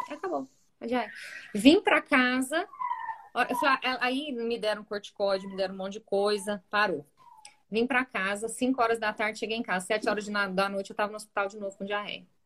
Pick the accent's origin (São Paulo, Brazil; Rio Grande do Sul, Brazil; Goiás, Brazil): Goiás, Brazil; Rio Verde; Ela era da nossa, né, da nossa infância e adolescência em Rio Verde.